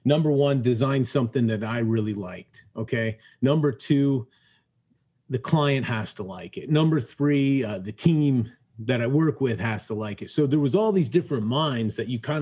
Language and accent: English; Illinois, United States; we're both from Illinois